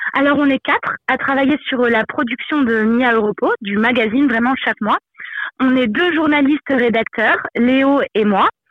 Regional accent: Moselle, Grand Est, France; Je viens de, de Moselle et c'est vrai que du coup c'est une région qui est proche euh, à la fois du Luxembourg, de la Belgique, de l'Allemagne

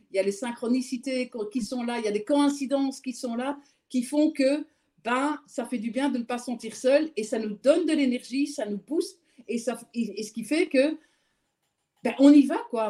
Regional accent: Belgium; je suis belge

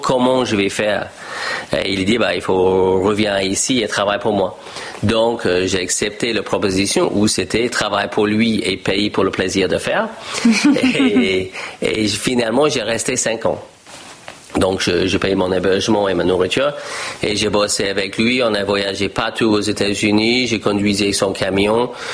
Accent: Australia; French is a second language; moved away as an adult; also born or lived in United States; j'ai discuté avec ma famille en Australie et je dis, je ne vais pas reprendre la ferme familiale

